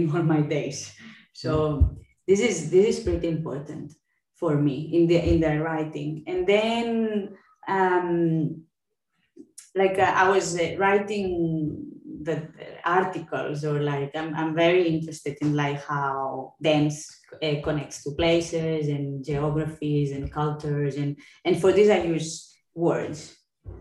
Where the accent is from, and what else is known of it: Catalonia, Spain; accent: Spanish or Catalan English; first language Catalan and Spanish; English is a second language